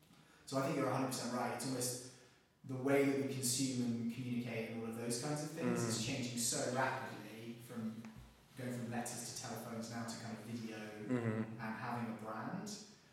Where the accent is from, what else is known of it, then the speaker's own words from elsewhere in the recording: England, United Kingdom; now in United States; because I'm an English guy, wear a suit every day, Red Sox every day, because weirdly in America, people people like the English accent a lot.